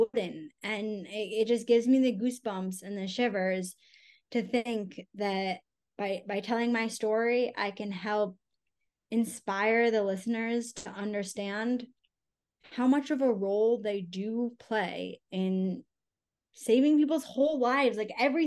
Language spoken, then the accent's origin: English; Connecticut, United States; moved away; also born or lived in Salt Lake City, Utah; my husband and I, and we are both from Connecticut